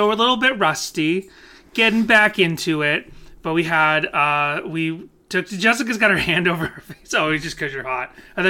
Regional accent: Boston, Massachusetts, United States; accent: Boston; moved away; you can tell my Boston accent is coming back a little bit right now. And, you know, once I go home, like, my Boston accent comes back to me.

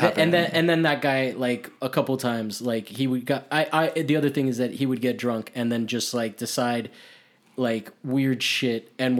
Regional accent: Miami, Florida, United States; my growing up in Miami

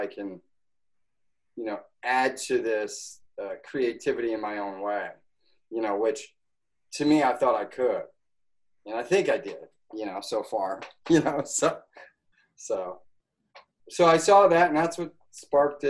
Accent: Schenectady, New York, United States; I'm from Schenectady, New York.

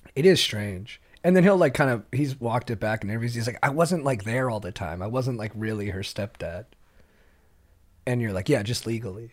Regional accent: Orange County, California, United States; I grew up in Orange County

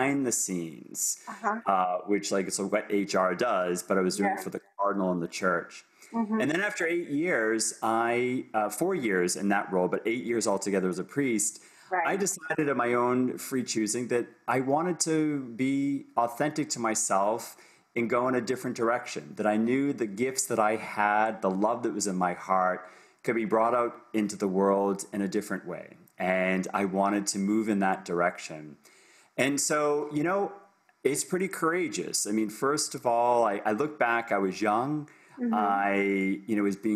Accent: Boston, Massachusetts, United States; moved away as an adult; also born or lived in Ohio; now in Toronto, Canada; I'm coming to you from Toronto, Canada, but I'm originally from the United States. So I'm now a dual citizen of the US, Canada, born and raised in Boston

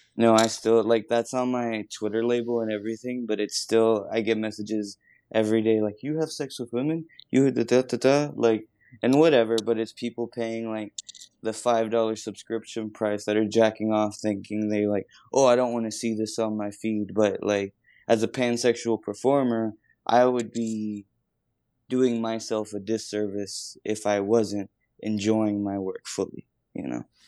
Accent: Texas border, United States; down on the border in Texas

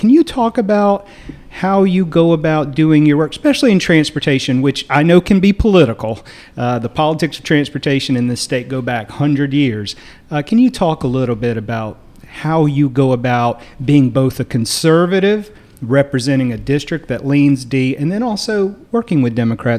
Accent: Duplin County, North Carolina, United States; I'm from Duplin County.

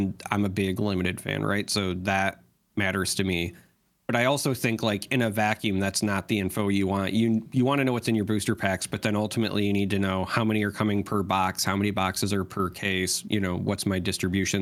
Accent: United States; as an American

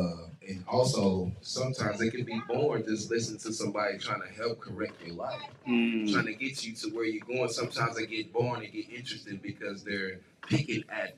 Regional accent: Kansas City, Missouri, United States; for those who don't know me, and I'm from Kansas City, Missouri.

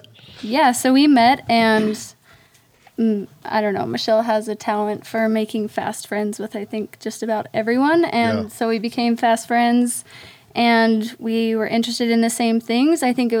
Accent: Plain City, Utah, United States; now in Ogden, United States; I grew up west of Ogden. Okay. Okay. Yeah, in Plain City.

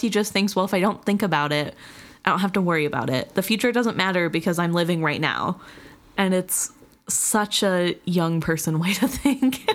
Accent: Missouri, United States; moved away as an adult; now in Wisconsin, United States; I am not originally from the state of Wisconsin. And when I moved up here for college, everybody made fun of me. I was from Missouri

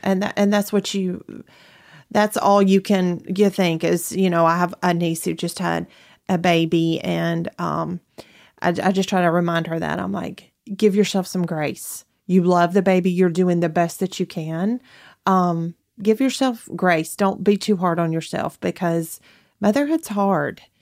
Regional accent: Athens, Alabama, United States; moved away as an adult; now in Huntsville, United States; I'm originally from Athens, Alabama, which is not very far from here.

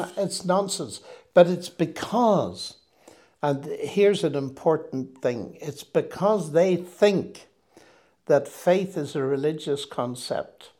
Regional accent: Northern Ireland, United Kingdom; moved away as an adult; also born or lived in Cambridge / Oxford; I come from Northern Ireland, which in those days was very sectarian

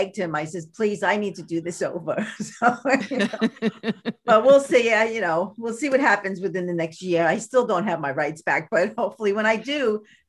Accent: Brooklyn, New York, United States; But I am from Brooklyn. this is who I am.

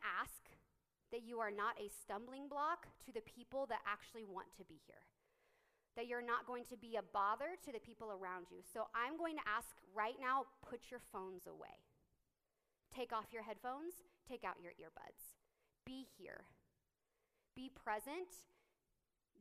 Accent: Lindsborg, Kansas, United States; I grew up in Lindsberg, like 20 minutes away. Was there, went to church there, was raised there, went to K-State in 2007

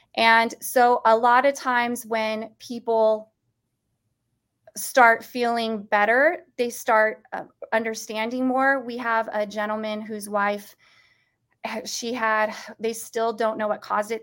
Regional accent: United States; as an American

